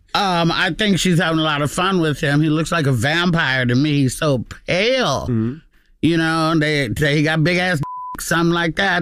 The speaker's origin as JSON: {"language": "English", "town": "Oakland", "region": "California", "country": "United States", "said": "I'm from Oakland"}